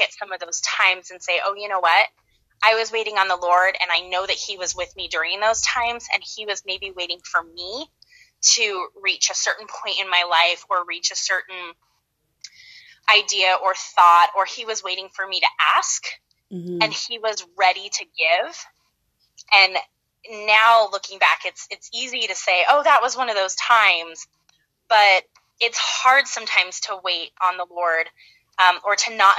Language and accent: English; Ephrata, Washington, United States; moved away as an adult; also born or lived in Idaho / Gilbert, Arizona; I grew up in Washington State in a very, very tiny town called Ephrata